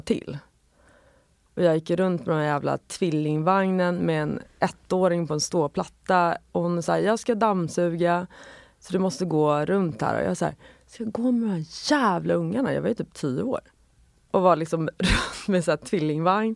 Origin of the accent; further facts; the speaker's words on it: Sollentuna, Stockholm County, Sweden; jag växte upp i Sollentuna